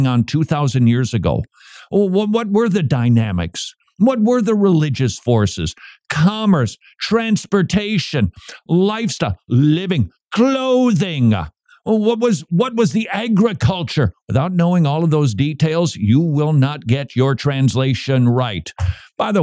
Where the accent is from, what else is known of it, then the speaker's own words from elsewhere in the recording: Minnesota, United States; moved away; I'm originally from Minnesota